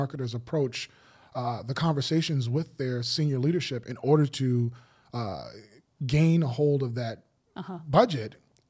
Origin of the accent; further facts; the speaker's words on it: United States; I'm American